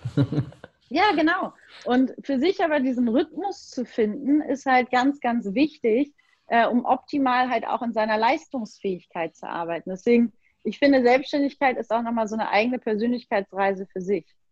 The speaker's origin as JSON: {"language": "German", "country": "Germany", "said": "als Deutsche"}